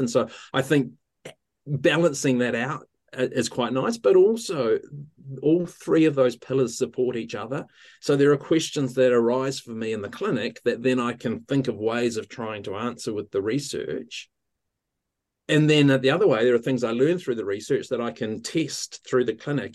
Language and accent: English; Ohakune, Manawatū-Whanganui, New Zealand; now in Wellington, New Zealand; I grew up in, um, Ohaukuni in the centre of the North Island of New Zealand by the, by the mountain, uh, Ruapehu